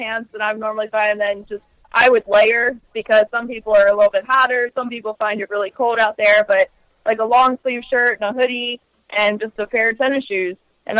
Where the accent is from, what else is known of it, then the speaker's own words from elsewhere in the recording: Pasadena, Maryland, United States; we're from, Pasadena, so we're from, like, the Baltimore area.